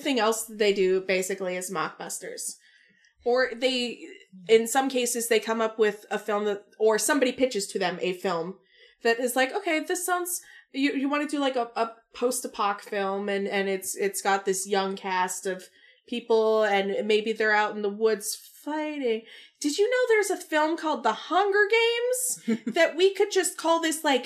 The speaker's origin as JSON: {"language": "English", "town": "Shakopee", "region": "Minnesota", "country": "United States", "tie": "born or raised there", "said": "my hometown of Shakopee"}